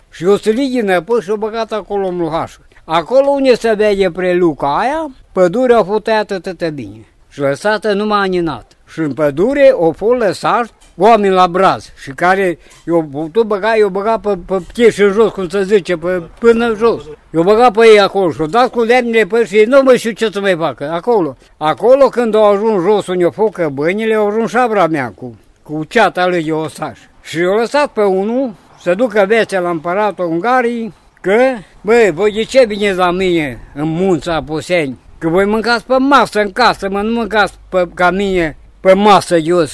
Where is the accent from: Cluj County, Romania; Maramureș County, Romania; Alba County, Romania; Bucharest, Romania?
Alba County, Romania; Valea Lupșii; la noi acasă era o casă mare de tăși